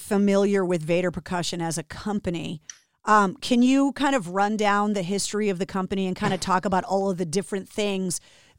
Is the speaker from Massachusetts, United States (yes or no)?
yes; Massachusetts, United States; I was born and raised in Massachusetts